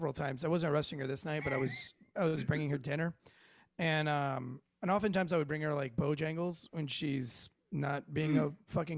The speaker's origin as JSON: {"language": "English", "region": "Florida", "country": "United States", "moved": "yes", "said": "I'm from Florida."}